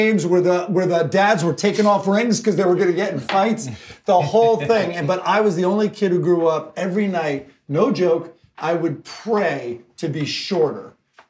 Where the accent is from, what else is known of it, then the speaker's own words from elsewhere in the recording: Eastchester, New York, United States; moved away; also born or lived in Upper East Side, New York City; My dad was on the Upper East Side, and then I grew up with my mom right outside in Westchester in this little town called Eastchester, which everyone affectionately calls Greasechester.